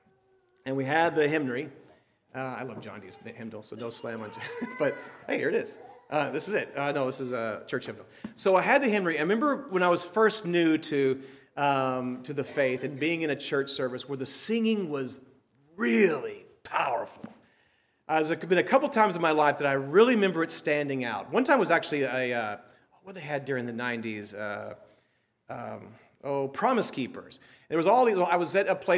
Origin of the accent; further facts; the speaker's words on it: Texas, United States; I grew up in Texas.